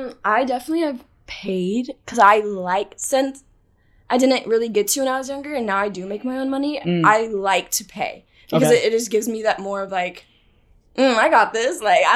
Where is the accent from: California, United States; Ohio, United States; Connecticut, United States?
California, United States; Los Angeles; Hi, I'm 19. I'm from Los Angeles.